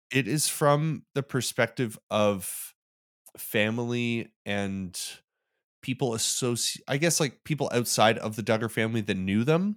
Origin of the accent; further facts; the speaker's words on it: Calgary, Alberta, Canada; this beer is now also brewed in my hometown